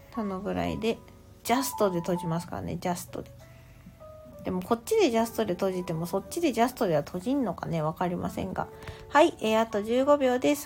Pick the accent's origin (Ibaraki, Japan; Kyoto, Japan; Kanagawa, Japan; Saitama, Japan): Saitama, Japan; 私は生まれも育ちも今の住んでるところも埼玉県